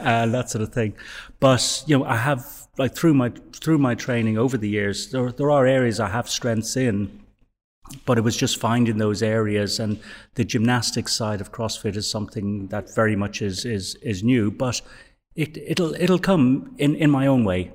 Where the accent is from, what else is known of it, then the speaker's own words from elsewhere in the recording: Dublin, Leinster, Ireland; I was born in Dublin and raised in Dublin